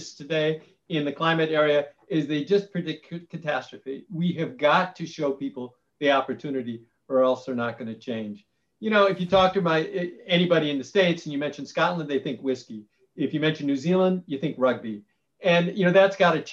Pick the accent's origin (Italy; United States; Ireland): Ireland; I'm Irish.